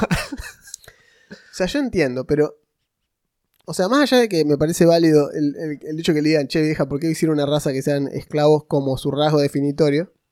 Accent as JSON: {"language": "Spanish", "country": "Argentina", "said": "yo soy argentino"}